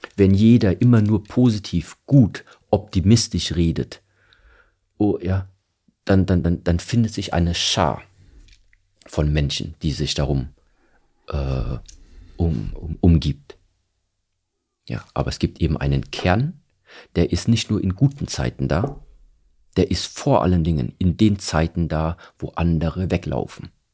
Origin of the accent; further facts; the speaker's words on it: Germany; ich bin hier in Deutschland aufgewachsen.